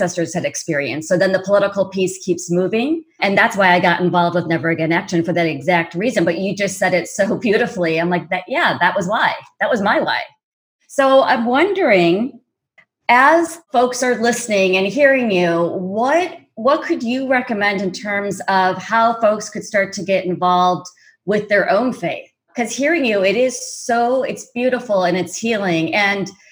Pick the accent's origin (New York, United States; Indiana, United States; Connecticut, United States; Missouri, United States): Indiana, United States; I was raised in Indiana, so it was very conservative.